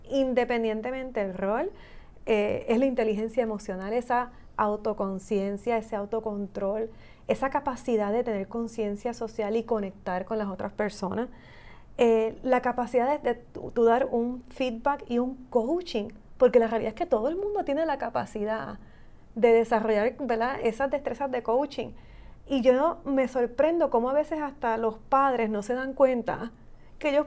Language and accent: Spanish; Puerto Rico